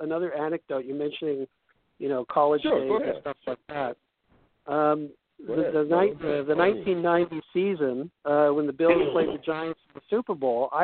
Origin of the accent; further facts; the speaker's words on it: Toronto, Ontario, Canada; now in Vancouver, Canada; I grew up in Toronto